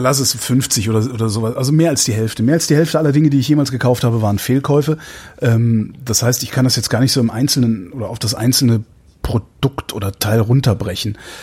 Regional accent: Cologne, North Rhine-Westphalia, Germany; now in Berlin, Germany; wenn ich jetzt so meine Heimatstadt nehme, Köln

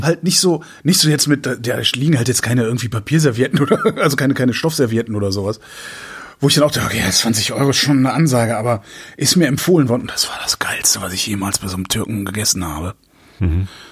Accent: Cologne suburbs, North Rhine-Westphalia, Germany; ich bin ja in den, im, im Speckgürtel Kölns groß geworden

